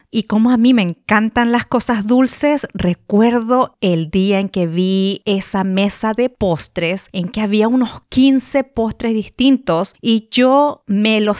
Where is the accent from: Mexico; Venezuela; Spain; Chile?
Chile; now in United States; yo me vine acá a Estados Unidos desde Chile hace 21 años